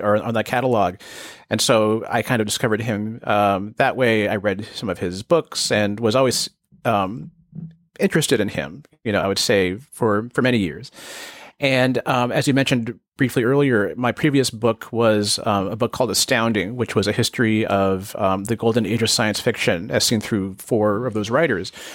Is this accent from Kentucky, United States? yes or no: no; Bay Area, California, United States; I grew up in the Bay Area